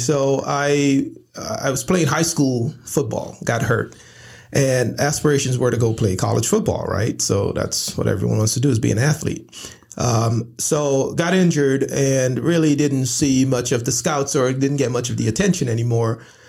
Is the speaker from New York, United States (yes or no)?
yes; Brooklyn, New York, United States; And our culture, the environment that we grew up in Brooklyn, New York, basically it was based on what you wore, you know, what you have.